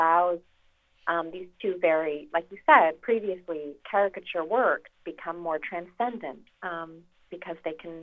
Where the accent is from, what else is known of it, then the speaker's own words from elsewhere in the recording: Reno, Nevada, United States; I grew up around Reno